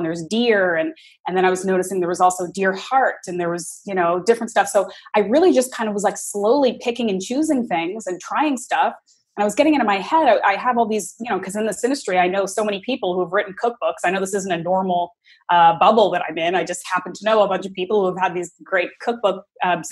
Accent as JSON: {"language": "English", "country": "Canada", "tie": "born or raised there", "also_born_or_lived": "New York, United States", "said": "when I grew up in Canada, and then I graduated university, and I moved around a lot. And for a long chunk of time, I was living in New York"}